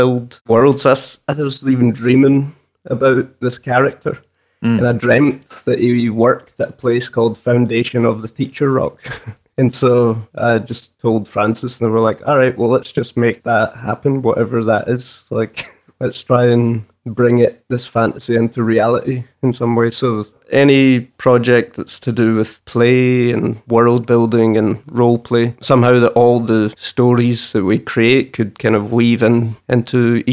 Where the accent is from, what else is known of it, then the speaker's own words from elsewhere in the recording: Morecambe, North West England, United Kingdom; We grew up in Morecambe.